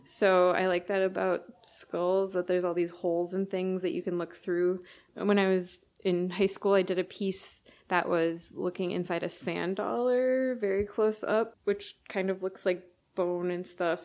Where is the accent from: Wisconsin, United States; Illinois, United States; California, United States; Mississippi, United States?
Wisconsin, United States; Milwaukee; I grew up in the Milwaukee area